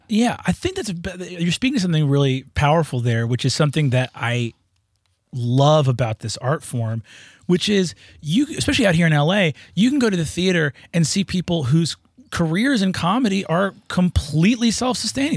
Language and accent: English; New York, United States; I'm just from New York